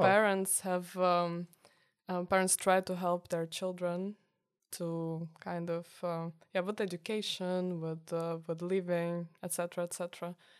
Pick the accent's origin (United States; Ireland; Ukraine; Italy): Ukraine; Kyiv; moved away as an adult; now in Tilburg, Netherlands; I'm from Kiev